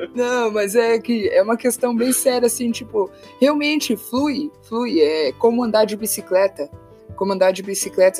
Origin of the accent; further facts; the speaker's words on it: Santa Catarina, Brazil; moved away; eu sou de Santa Catarina